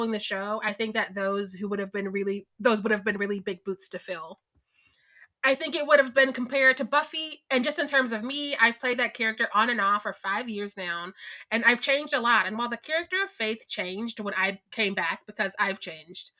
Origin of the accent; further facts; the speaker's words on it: Missouri, United States; I'm from Missouri